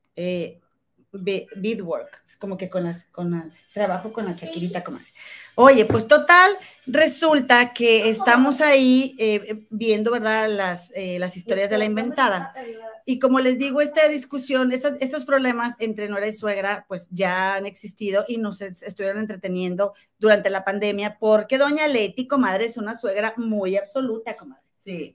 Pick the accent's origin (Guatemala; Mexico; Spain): Mexico; Monterrey, Nuevo León; somos de Monterrey